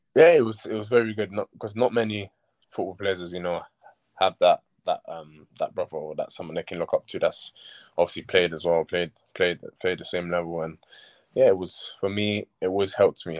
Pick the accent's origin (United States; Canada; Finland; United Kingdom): United Kingdom; London; also born or lived in Sierra Leone; it was where I grew up. I grew up in Gypsy Hill near Crystal yeah. Palace